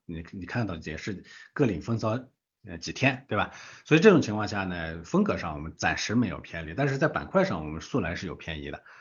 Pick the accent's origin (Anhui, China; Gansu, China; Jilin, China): Gansu, China; 我的老家，对吧？这个中国最穷的省之一的这个甘肃